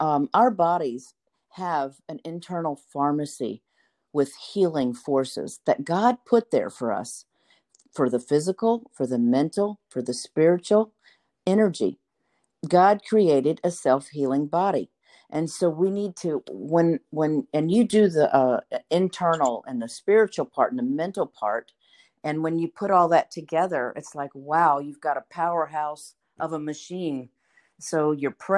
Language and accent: English; the South, United States; I grew up in the South too